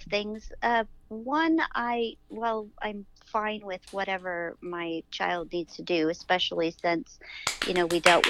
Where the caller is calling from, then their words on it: Dublin, California, United States; I am calling from Dublin, East Bay Area.